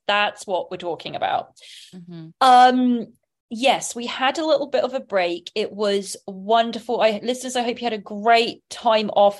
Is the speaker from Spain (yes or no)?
no; England, United Kingdom; now in Los Angeles, United States; I'm from England